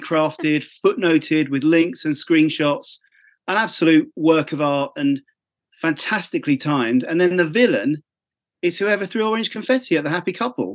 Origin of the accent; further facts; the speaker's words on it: Essex, East of England, United Kingdom; I'm from Essex